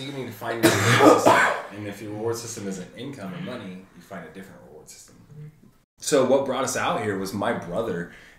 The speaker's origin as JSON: {"language": "English", "town": "Paradise", "region": "California", "country": "United States", "moved": "yes", "said": "So I'm from Paradise, Paradise, California"}